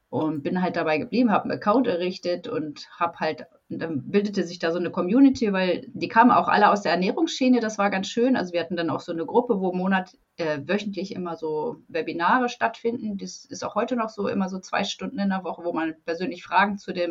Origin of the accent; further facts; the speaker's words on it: Lower Saxony, Germany; Also, ja, ich bin aus der Nähe von Hannover. Ich wohne in so einem 6000 Einwohner Dörfchen seit mein